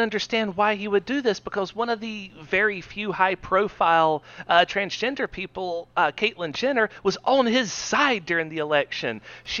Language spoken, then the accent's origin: English; Southeast Georgia, United States; we're white males from Southeast Georgia that are Democrats.